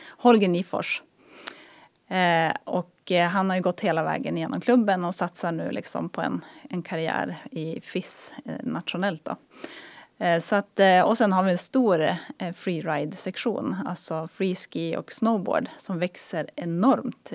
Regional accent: Härnösand, Västernorrland County, Sweden; moved away as an adult; also born or lived in Luleå; Jag är uppvuxen i Härnösand.

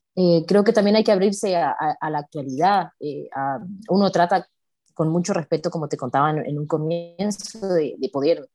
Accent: Coquimbo, Chile; en la región de Coquimbo, donde yo nací, que es como unas seis horas de la capital de Chile.

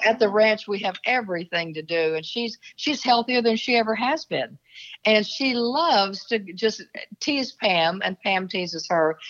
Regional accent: Oklahoma, United States; moved away; also born or lived in Seattle / Dallas; I'm from Oklahoma originally

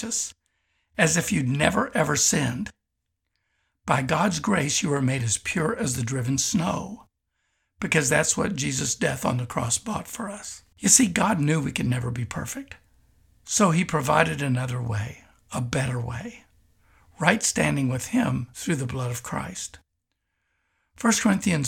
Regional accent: Kentucky, United States; moved away; also born or lived in Tulsa, Oklahoma; having grown up in Kentucky

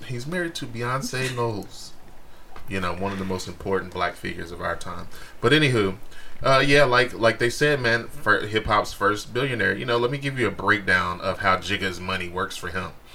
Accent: Texas, United States; I'm from Texas

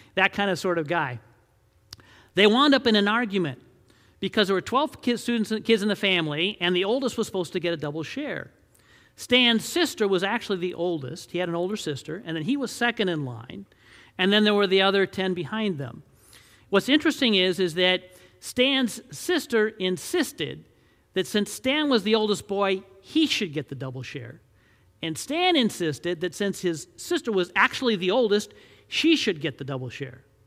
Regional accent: Detroit, Michigan, United States; I grew up in Detroit, Michigan

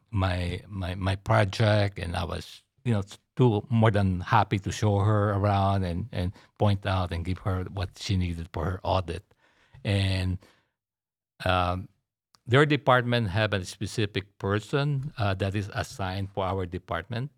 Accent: Manila, Metro Manila, Philippines; now in Houston, United States; I was born and raised in Manila, Philippines.

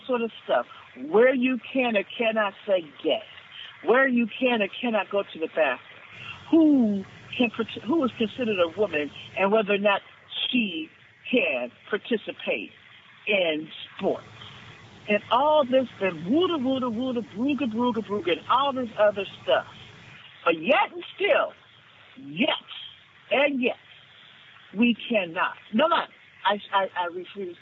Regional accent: Los Angeles, California, United States; grew up in South Central Los Angeles in the 1980s, in the middle of the crack wars

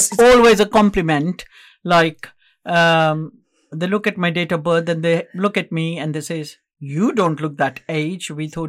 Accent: Jalandhar, Punjab, India; also born or lived in Lahore, Pakistan; I was born in Lahore, which is now part of Pakistan. So when people travel from that part of India, which became Pakistan, to the other part of India, where we relocated permanently in that pind, Kambra, which is in Jalandhar.

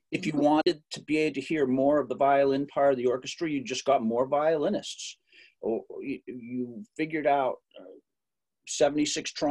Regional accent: Ohio, United States; accent: Ohio accent; now in Boston, United States; I think maybe I kept my Ohio accent because I don't really have the Boston accent that you hear in the movies.

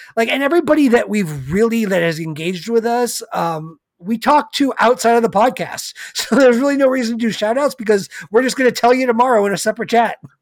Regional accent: California, United States

